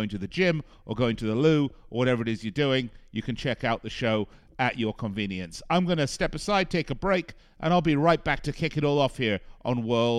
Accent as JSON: {"language": "English", "town": "Las Vegas", "region": "Nevada", "country": "United States", "tie": "born or raised there", "said": "my hometown of Las Vegas."}